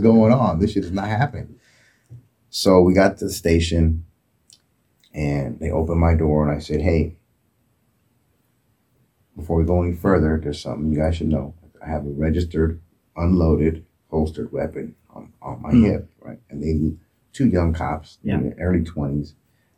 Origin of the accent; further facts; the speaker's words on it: Oakland, California, United States; I grew up in Oakland.